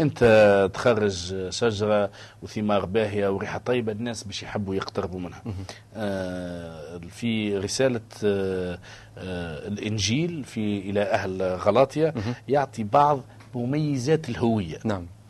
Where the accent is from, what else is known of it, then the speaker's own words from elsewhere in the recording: Tunisia; أنا تونسي